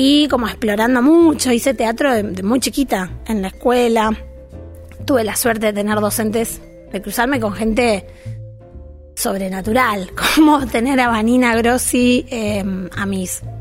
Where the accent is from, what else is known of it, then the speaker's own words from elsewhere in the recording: Villa Ballester, Buenos Aires Province, Argentina; Oriunda de, em, de Villa Ballester, vamos a pesar de que nací en un hospital en Capital Federal, eh, siempre viví muy cerquita. De hecho, todas mis casas, eh, el otro día lo, veía y viví siempre en un radio de 20 cuadras.